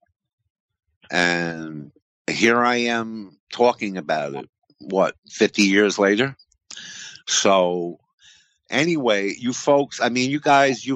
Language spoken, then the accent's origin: English; Coxsackie, New York, United States; in Coosawhi, New York, my hometown.